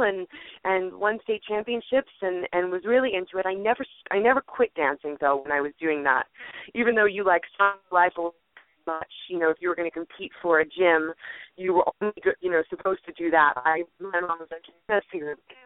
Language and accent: English; Parsippany, New Jersey, United States; I'm originally from Parsippany, New Jersey